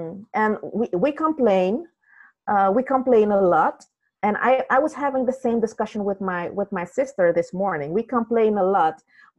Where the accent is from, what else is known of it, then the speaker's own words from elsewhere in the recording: Suriname; Originally, I'm from Suriname